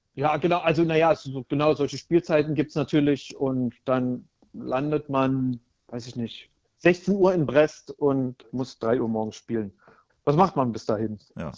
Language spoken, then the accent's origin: German; Berlin, Germany; Ich bin in Berlin geboren und aufgewachsen